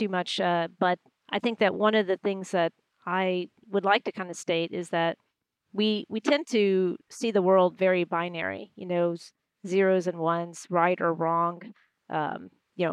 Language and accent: English; Houston, Texas, United States; moved away; when I was growing up in Houston